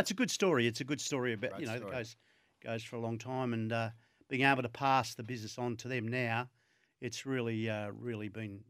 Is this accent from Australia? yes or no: yes; Fawkner, Victoria, Australia; Yeah, born in 1952, which makes me 71. Born and raised in Faulkner. Great place to live.